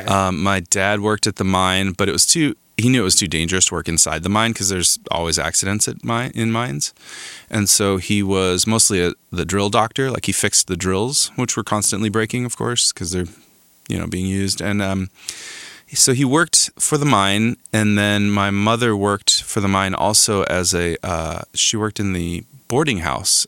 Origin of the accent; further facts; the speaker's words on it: Crown King, Arizona, United States; moved away as an adult; also born or lived in Tucson, Arizona; now in Los Angeles, United States; I grew up in Arizona in a small gold mining town called Crown King.